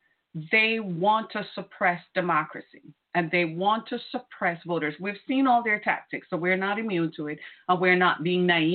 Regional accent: Michigan, United States; my home state of Michigan

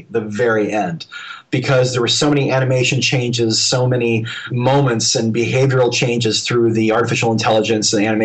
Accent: Dallas, Texas, United States; I grew up in Dallas, Texas, where there was no school for sound effects or anything else

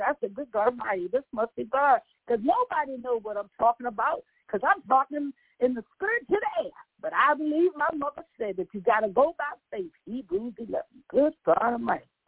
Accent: Virginia, United States; accent: country; moved away; also born or lived in Baltimore; I'm from Virginia

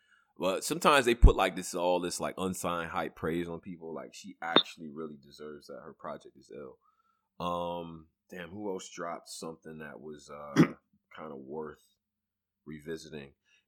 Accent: Ghana; I'm from Ghana, nigga. I claim Ghana.

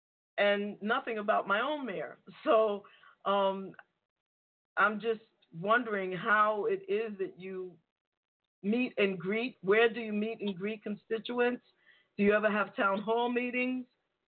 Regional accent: New York City, New York, United States; now in Franklin Township, United States; I'm from New York City.

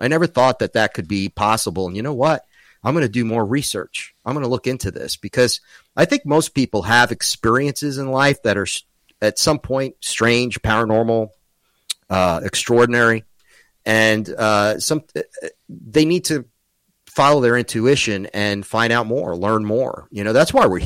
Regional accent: New York, United States; I'm from New York

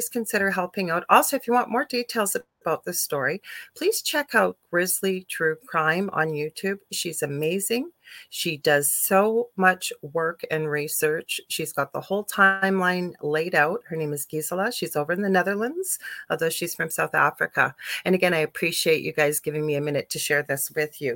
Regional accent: Canada; I'm a Canadian clairvoyant medium

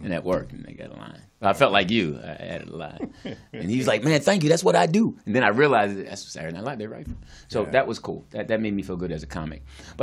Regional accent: Philadelphia, Pennsylvania, United States; I grew up in Philly

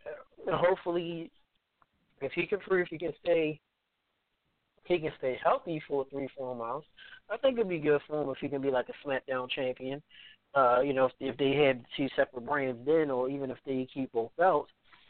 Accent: Baltimore, Maryland, United States; In the great city of Baltimore, my hometown

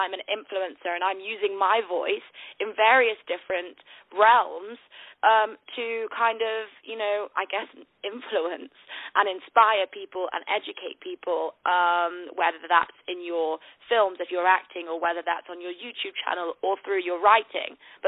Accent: Manchester, North West England, United Kingdom; now in London, United Kingdom; live in London, but I'm actually from the north of the UK in a place called Manchester. So I've lost my accent, though, but I'm a northerner.

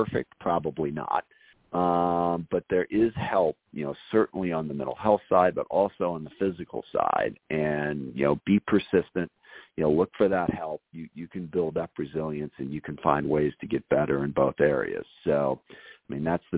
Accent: SeaTac, Washington, United States; Growing up in the SeaTac area south of Seattle

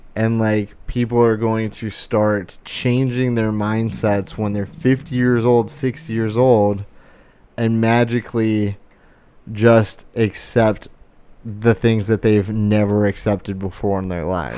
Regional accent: United States; as an American I've never traveled outside the United States

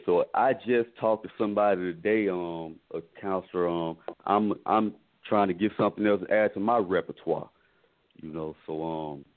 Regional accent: Mississippi, United States; we come from Mississippi and small, very small towns in Mississippi

